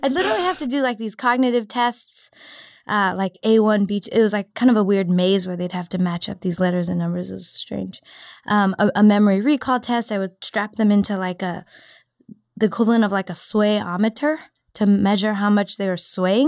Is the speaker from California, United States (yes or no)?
yes; Cupertino, California, United States; also born or lived in San Diego; now in San Francisco, United States; I grew up in Cupertino, so I, I decided to come back.